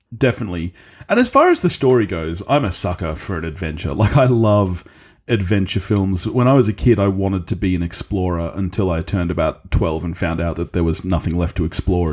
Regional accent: Australia; I'm Australian.

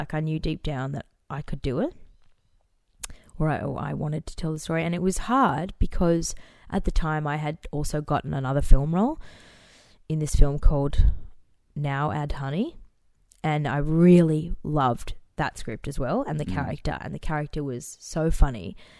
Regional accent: Phillip Island, Victoria, Australia; also born or lived in Dubai; Like when I was growing up in Phillip Island and in Dubai, they were such magical places.

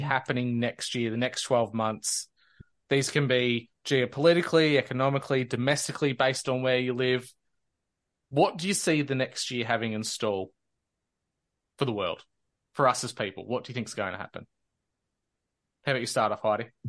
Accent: Australia; as an Australian

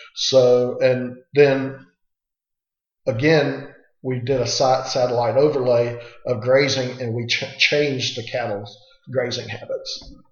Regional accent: Manatee County, Florida, United States; I grew up on a small family cattle ranch. Um, we are. I'm a sixth generation. My kids are seventh of Manatee County, Florida.

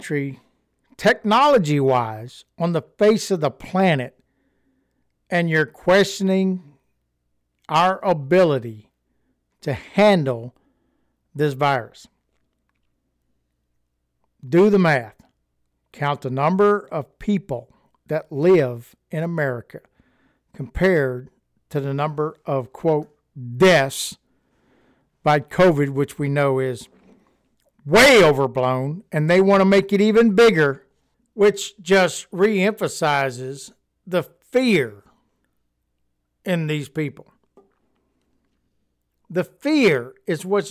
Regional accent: United States; We are Americans and we are patriots

